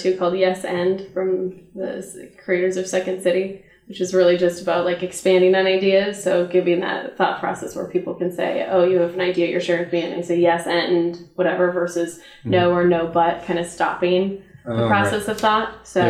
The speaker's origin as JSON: {"language": "English", "region": "North Dakota", "country": "United States", "tie": "born or raised there", "said": "growing up in North Dakota"}